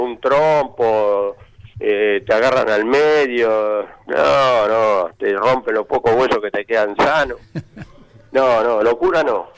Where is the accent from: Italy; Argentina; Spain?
Argentina; somos los argentinos